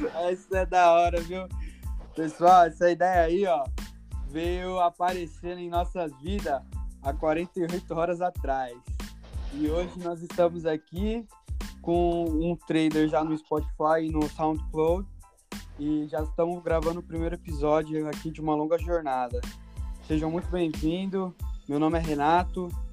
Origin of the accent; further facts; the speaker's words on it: Guarulhos, São Paulo, Brazil; moved away as an adult; also born or lived in Bahia; now in Canada; eu nasci na Bahia, porém muito cedo já fui para Guarulhos, São Paulo